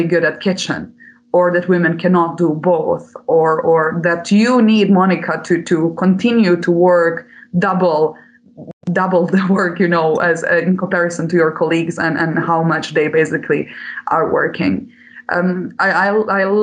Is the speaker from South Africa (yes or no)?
no; Bosnia & Herzegovina; since I'm coming from Bosnia-Herzegovina